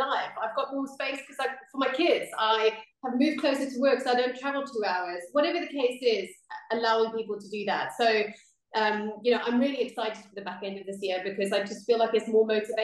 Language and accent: English; South Africa; moved away; I'm obviously from the Southern Hemisphere, South Africa